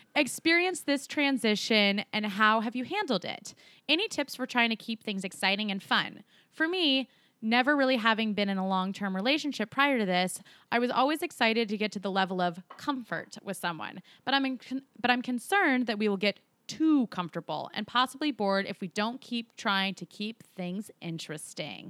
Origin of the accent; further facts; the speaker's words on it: Colorado, United States; Colorado, my home state.